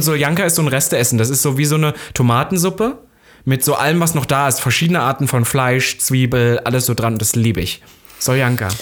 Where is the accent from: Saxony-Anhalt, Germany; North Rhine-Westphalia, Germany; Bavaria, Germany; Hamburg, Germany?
Saxony-Anhalt, Germany; da, wo ich herkomme, vor allem Sachsen-Anhalt